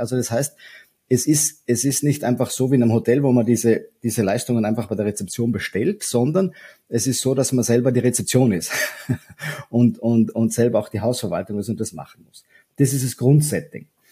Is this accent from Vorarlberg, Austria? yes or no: yes; Vorarlberg, Austria; moved away as an adult; now in Vienna, Austria; Ich bin ursprünglich auch äh, Vorarlberger, komme aus dem wilden Westen Österreichs und lebe aber schon mein halbes Leben mittlerweile in Wien